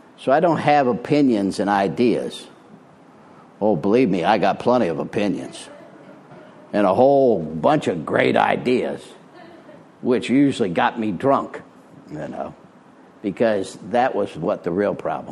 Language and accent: English; Springfield, Illinois, United States; moved away as an adult; also born or lived in Arizona; now in Florida, United States; I'm from Illinois originally. I was born in Springfield, Illinois in 1952